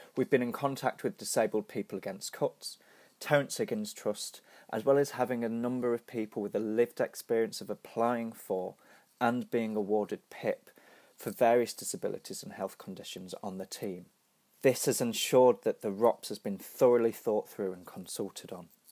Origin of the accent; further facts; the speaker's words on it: Nottingham, East Midlands, United Kingdom; my hometown, Nottingham